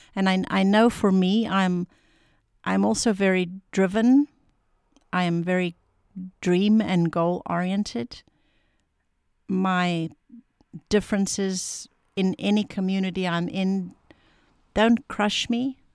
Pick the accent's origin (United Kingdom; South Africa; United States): South Africa; moved away; I am South African living in a new homeland, Afrikaans culture moving into an English space.